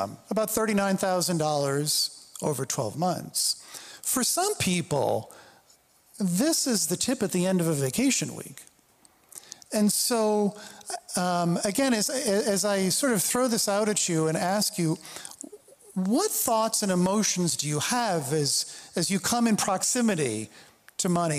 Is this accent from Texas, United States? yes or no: no; New York City, New York, United States; I grew up in the New York City area.